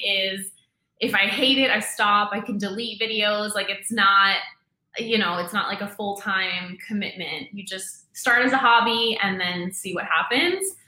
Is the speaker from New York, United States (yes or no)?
yes; New York, United States; moved away as an adult; also born or lived in Dominican Republic; I'm from New York. I was working in Manhattan